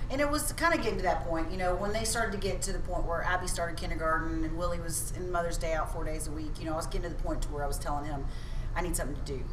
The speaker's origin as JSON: {"language": "English", "town": "Spring", "region": "Texas", "country": "United States", "tie": "born or raised there", "also_born_or_lived": "New Caney, Texas / Cleveland, Texas", "said": "I'm actually from New Caney, Texas"}